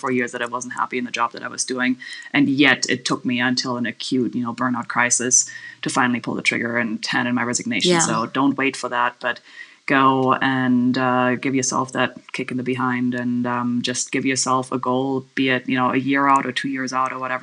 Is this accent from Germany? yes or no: yes; Germany; now in Kanab, United States; I'm from Germany originally